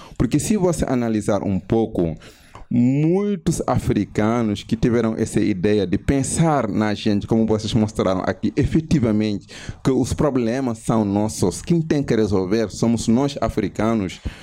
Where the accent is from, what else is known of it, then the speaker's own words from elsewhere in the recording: Senegal; Portuguese is a second language; moved away as an adult; now in Brazil; eu sou do Senegal